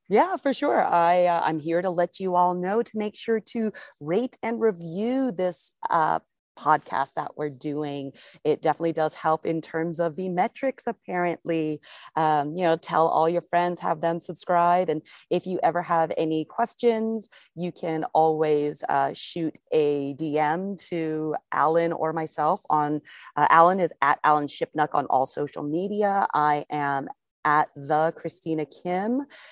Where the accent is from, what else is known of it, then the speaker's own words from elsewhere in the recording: United States; I'm an American